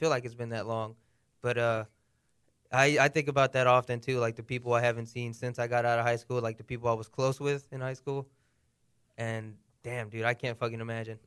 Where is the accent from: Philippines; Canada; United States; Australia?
United States; accent: American; I was born here in America. Obviously, my par-, my parents were born in Mexico.